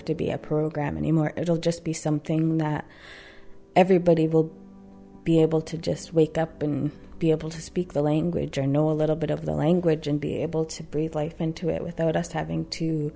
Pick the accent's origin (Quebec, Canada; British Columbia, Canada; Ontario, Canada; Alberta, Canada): British Columbia, Canada; Tsartlip First Nation, Saanich; I am from Sartlip First Nation, located in Saanich